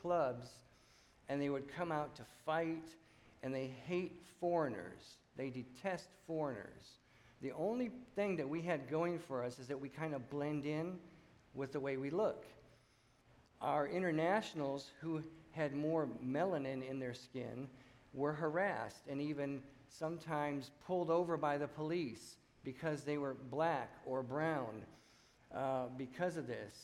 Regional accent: Michigan, United States; moved away as an adult; also born or lived in New Mexico; a city boy growing up in Michigan

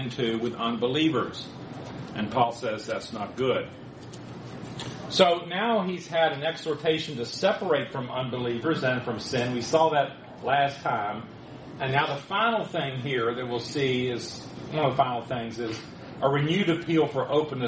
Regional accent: the South, United States; I was from the South, and my family didn't go very much

